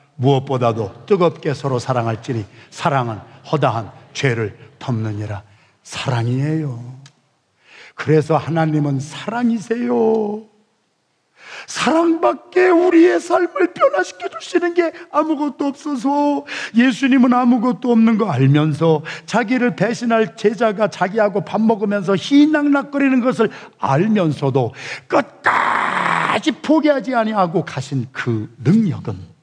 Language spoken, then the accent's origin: Korean; Yesan, South Chungcheong, South Korea; moved away; 제가 충청남도 예산군 예산읍 신흥동 314번지에서 태어나서 거기서 살았는데